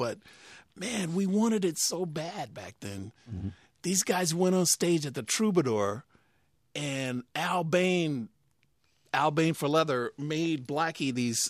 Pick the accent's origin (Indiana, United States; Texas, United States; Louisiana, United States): Texas, United States; Fort Worth; Grew up in Fort Worth, Texas.